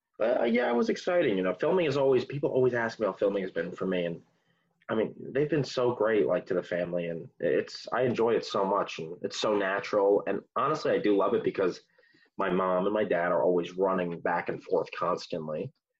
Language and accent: English; New Jersey, United States; I love it. A lot of people complain about it. I love Jersey. I think it's one of the best places to raise a kid.